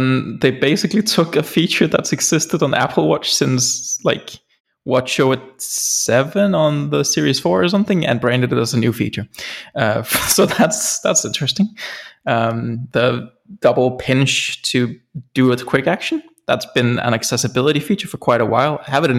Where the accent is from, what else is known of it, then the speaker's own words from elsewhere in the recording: Denmark; And no, I've not moved out of the country. I'm still from Denmark.